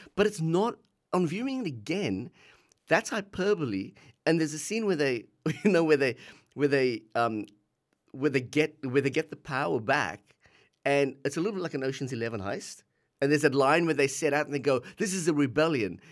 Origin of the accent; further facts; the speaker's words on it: South Africa; now in Australia; we grew up in South Africa, um, just bef-, a few years before the end of apartheid, we left South Africa, came to Australia